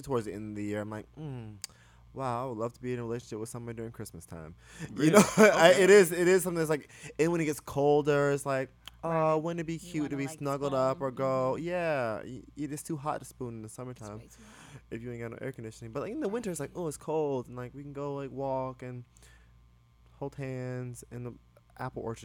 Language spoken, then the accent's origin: English; the South, United States; moved away; I grew up in the South